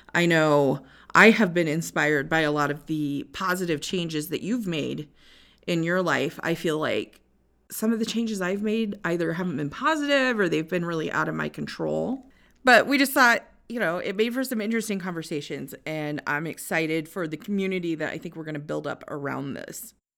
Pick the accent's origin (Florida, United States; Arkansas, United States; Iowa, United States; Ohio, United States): Iowa, United States; Northwest; I was born and raised in Northwest Iowa.